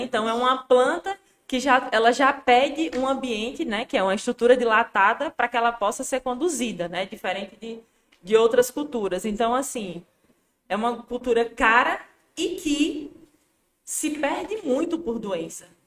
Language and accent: Portuguese; Juazeiro, Bahia, Brazil; eu nasci em Juazeiro, né? Me criei em Juazeiro, é, na cidade mesmo.